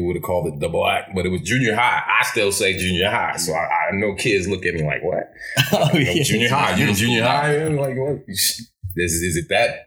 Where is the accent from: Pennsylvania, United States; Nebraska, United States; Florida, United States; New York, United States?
Nebraska, United States; Lincoln; my 80s, 90s, growing up in North Lincoln.